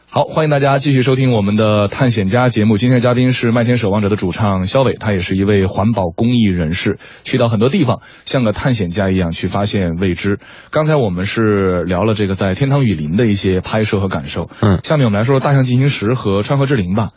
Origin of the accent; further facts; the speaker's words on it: Beijing, China; 我们北京人到了天津那种感觉